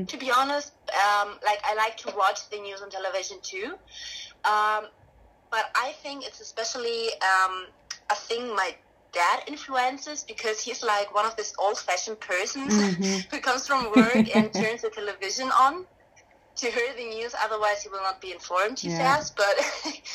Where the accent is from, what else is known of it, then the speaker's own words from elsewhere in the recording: Augsburg, Bavaria, Germany; we've from Augsburg